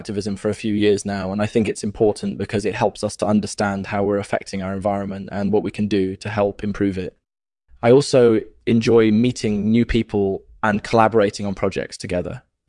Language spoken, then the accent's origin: English; Colombia; also born or lived in Venezuela; I grew up in Colombia and Venezuela, and I've been interested in birds my whole life.